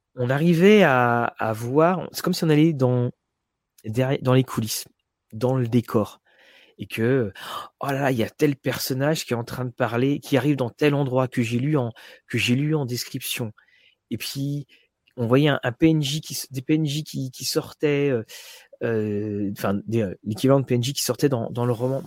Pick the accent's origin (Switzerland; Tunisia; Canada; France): France; nous, en tant que Français